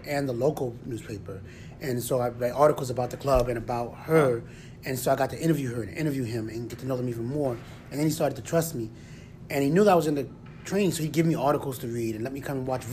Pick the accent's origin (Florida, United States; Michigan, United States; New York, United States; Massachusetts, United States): New York, United States; New York City; also born or lived in Rochester; I grew up in the Bronx